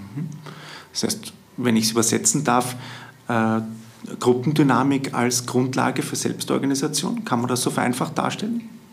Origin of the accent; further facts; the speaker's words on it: Vienna, Austria; bei uns in Wien